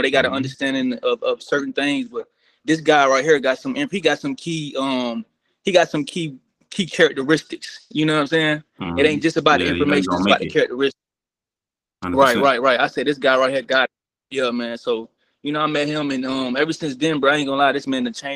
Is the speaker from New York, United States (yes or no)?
no; Maryland, United States; now in Atlanta, United States; I'm originally from Maryland. So right now I'm in Atlanta